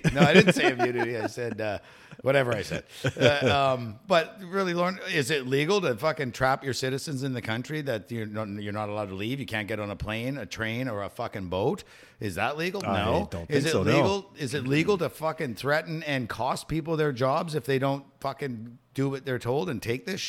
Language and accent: English; Saskatchewan, Canada; Yeah, I'm from Saskatchewan. Yeah, I used to work throwing hay bales all day long for 20 years of my life.